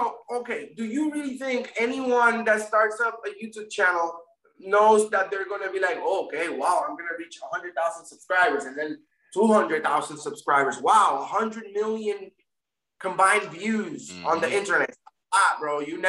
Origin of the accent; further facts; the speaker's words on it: Florida, United States; also born or lived in Puerto Rico; I was born in Puerto Rico, but I was raised, my parents moved to Florida when I was a young kid.